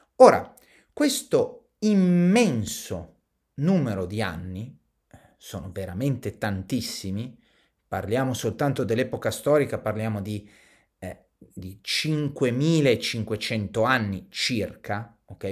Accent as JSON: {"language": "Italian", "country": "Italy", "tie": "born or raised there", "said": "Noi siamo italiani, siamo nati in Italia, viviamo in Italia"}